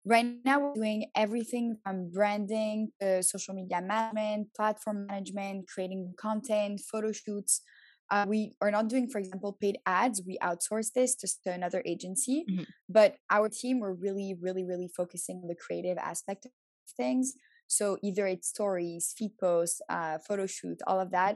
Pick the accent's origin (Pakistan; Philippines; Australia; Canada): Canada; Montreal, Quebec; also born or lived in Paris, France / Tel Aviv, Israel / New York, United States; I was born in Paris, grew up in Montreal, and then I studied abroad for six years.